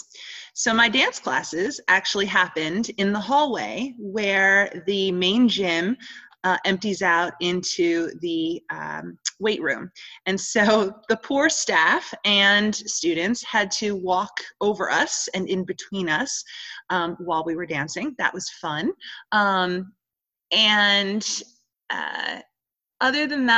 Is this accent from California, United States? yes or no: no; New York, United States; now in Holly Springs, United States; growing up in New York